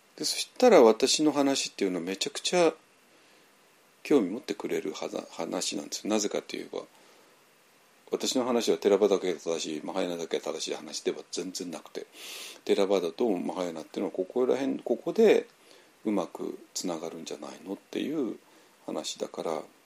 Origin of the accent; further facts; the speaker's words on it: Japan; moved away as an adult; also born or lived in Myanmar